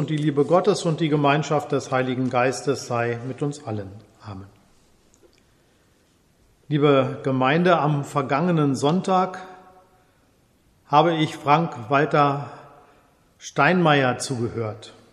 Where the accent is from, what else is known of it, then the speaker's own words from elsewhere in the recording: Germany; Als Deutscher frage ich mich seit meiner Schulzeit